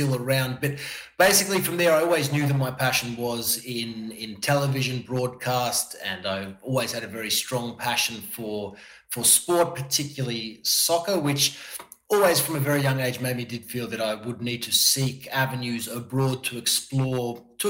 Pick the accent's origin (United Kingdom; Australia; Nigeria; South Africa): Australia; Melbourne, Victoria; moved away as an adult; also born or lived in Miami / Qatar / New York; now in Milan, Italy; back to Melbourne for a little bit where I'm from